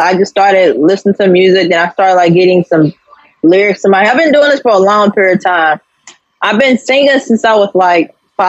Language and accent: English; Pulaski, Illinois, United States; I'm actually from Pulaski, Illinois. So, like, southern Illinois.